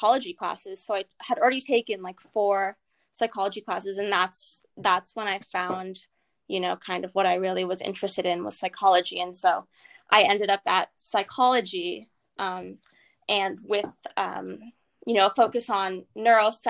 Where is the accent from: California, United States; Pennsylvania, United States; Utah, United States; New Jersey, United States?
California, United States; Los Angeles; I'm from Los Angeles, and so about 10 miles away from USC, so I stayed close to home